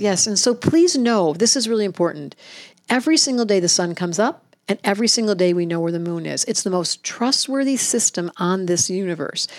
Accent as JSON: {"language": "English", "town": "Detroit", "region": "Michigan", "country": "United States", "tie": "born or raised there", "moved": "yes", "lives_now": "Hawaii, United States", "said": "I grew up in Detroit"}